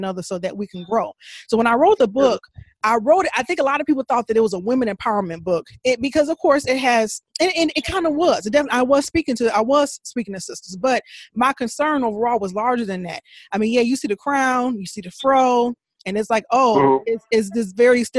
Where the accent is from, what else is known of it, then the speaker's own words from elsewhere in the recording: Country Club Hills, Illinois, United States; I grew up in Country Club Hills